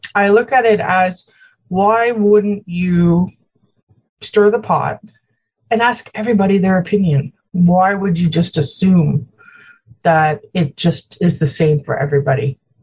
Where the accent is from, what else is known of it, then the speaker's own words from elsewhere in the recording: Ontario, Canada; also born or lived in Newfoundland; I grew up in Ontario and Newfoundland. I spent my summers in Newfoundland